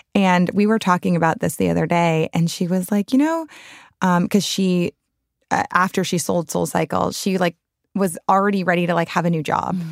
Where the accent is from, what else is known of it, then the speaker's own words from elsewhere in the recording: New Orleans, Louisiana, United States; I grew up in the French Quarter, New Orleans